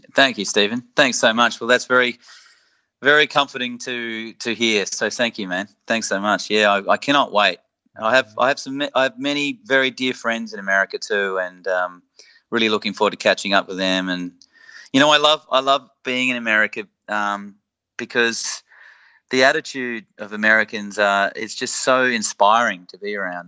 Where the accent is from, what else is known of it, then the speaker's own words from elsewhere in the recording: Australia; us Aussies